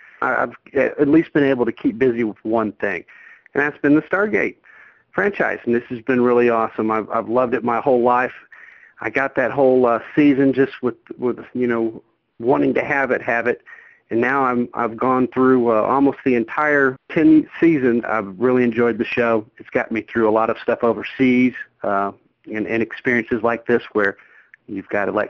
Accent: Houston, Texas, United States; I'm from Houston, Texas.

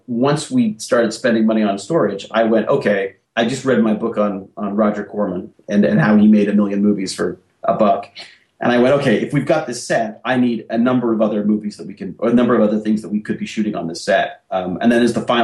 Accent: Canada; we're Canadian

